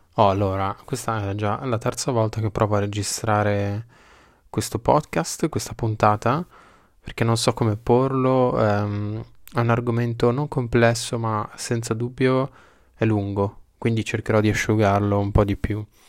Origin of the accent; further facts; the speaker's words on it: Bologna, Emilia-Romagna, Italy; io sono di Bologna